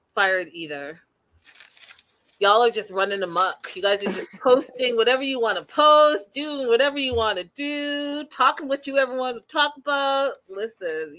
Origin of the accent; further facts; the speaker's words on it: Canada; I'm the Canadian